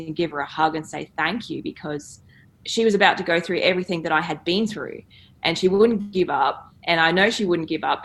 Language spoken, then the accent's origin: English; Queensland, Australia; growing up in Queensland